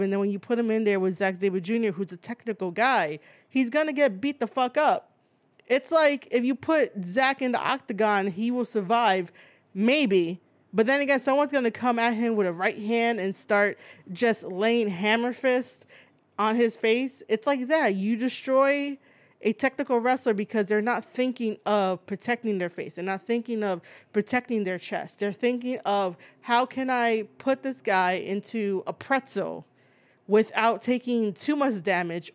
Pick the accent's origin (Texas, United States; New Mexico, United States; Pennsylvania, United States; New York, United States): New York, United States; New York City; I'm from New York City.